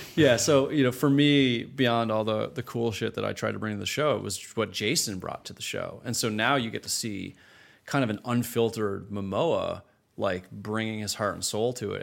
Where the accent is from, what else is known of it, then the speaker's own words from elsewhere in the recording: Canada; moved away as an adult; growing up in Canada, starting my career in Canada.